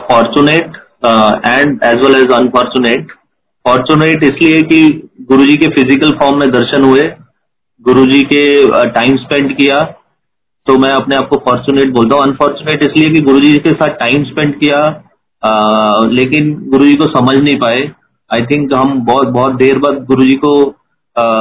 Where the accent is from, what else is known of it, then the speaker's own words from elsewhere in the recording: Jalandhar, Punjab, India; तो मैं जलंधर जलंधर मेरा होम टाउन है तो मैं जलंधर में गुरुजी से फर्स्ट टाइम मिला